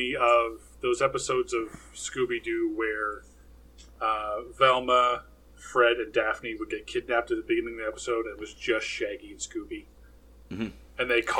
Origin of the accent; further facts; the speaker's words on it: Canada; As a Canadian